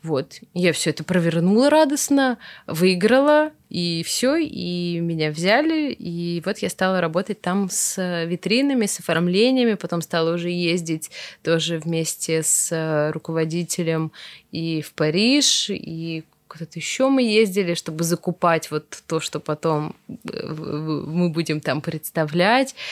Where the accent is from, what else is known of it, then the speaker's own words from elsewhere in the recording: Veliky Novgorod, Novgorod Oblast, Russia; я из Великого Новгорода, и нас выводили с новгородскими художниками все эти наши старинные церкви там зарисовывать